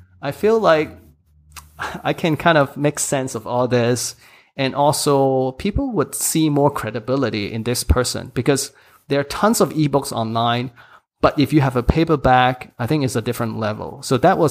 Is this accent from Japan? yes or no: no; Hong Kong; English is a second language; also born or lived in United States; English is my third language. I mean, I studied in Hong Kong, English school